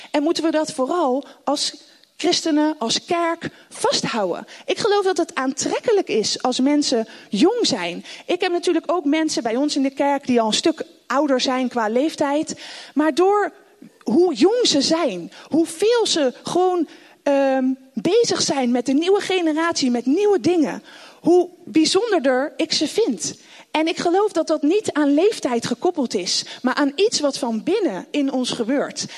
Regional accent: The Hague, South Holland, Netherlands; also born or lived in Rotterdam; Ik zit natuurlijk weer in Den Haag, waar ik vandaan kom

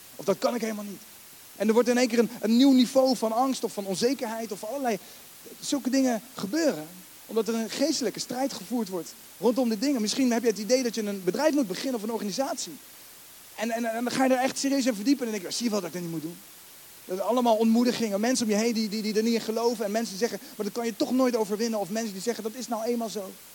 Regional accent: The Hague, South Holland, Netherlands; Ik ben geen Rotterdammer, daar ben ik ook dankbaar voor, met alle respect. Ik ben gewoon Hagenaar, ben hartstikke blij.

